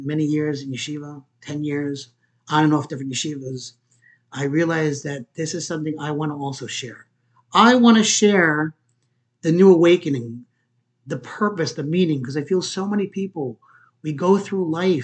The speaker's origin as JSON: {"language": "English", "town": "Port Jefferson", "region": "New York", "country": "United States", "tie": "born or raised there", "also_born_or_lived": "Queens, New York", "said": "I grew up on Long Island, Port Jefferson"}